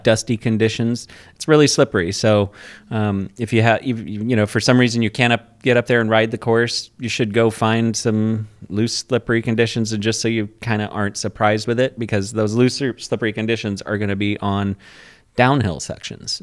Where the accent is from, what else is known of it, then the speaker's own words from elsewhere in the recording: Port Angeles, Washington, United States; I'm from Port Angeles